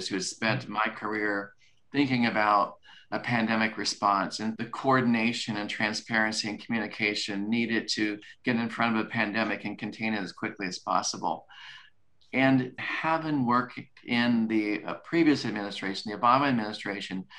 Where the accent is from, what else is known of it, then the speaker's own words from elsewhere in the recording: Kansas, United States; moved away; I'm from Kansas and I love my family in Kansas